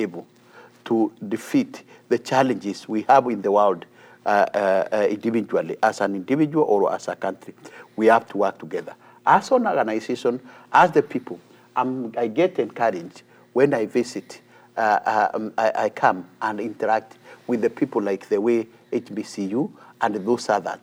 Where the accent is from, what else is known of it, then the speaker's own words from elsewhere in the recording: Kenya; as a Kenyan